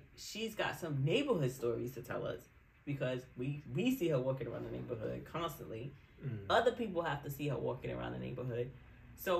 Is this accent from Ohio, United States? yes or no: no; New York, United States; accent: New York; my New York accent.